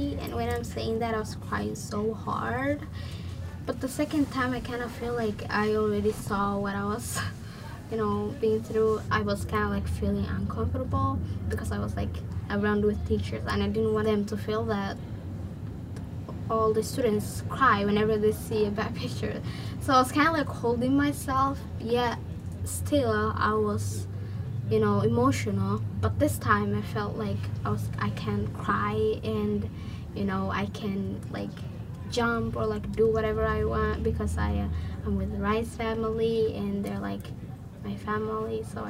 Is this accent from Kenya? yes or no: yes; Nairobi, Kenya; now in Portland, United States; I am from Kenya, Nairobi. And I came here in 2012.